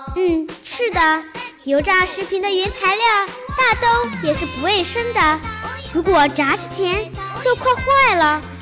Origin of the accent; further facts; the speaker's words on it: China; 我们中国人